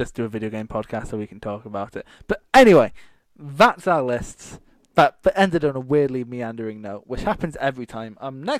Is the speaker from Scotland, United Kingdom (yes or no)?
yes; Dunbar, Scotland, United Kingdom; I'm not from Edinburgh, but like fucking, I doubt they're going to have Dunbar in.